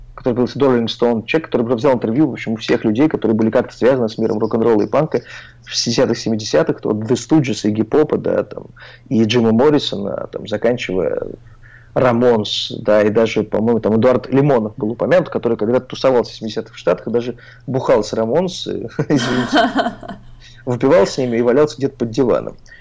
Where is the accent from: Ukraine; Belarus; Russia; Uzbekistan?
Russia; Oryol, Oryol Oblast; moved away; я из Орла, в Орле мы многое не знали